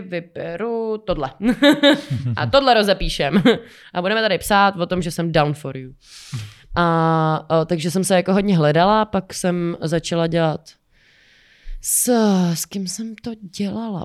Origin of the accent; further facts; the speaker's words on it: Czechia; u nás v Čechách